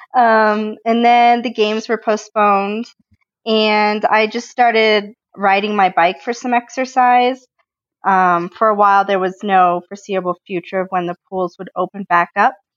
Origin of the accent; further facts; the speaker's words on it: Colorado, United States; I grew up in Colorado